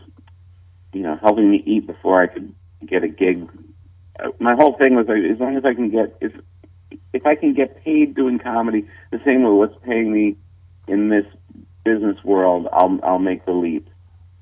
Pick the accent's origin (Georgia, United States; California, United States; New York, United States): New York, United States; I'm a New Yorker